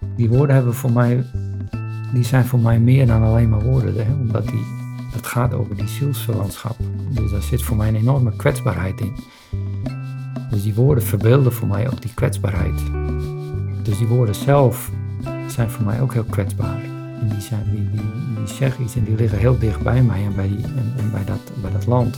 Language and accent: Dutch; Friesland, Netherlands; zijn we daarin opgegroeid en is die binding ontstaan. Dit is mijn geboortegrond.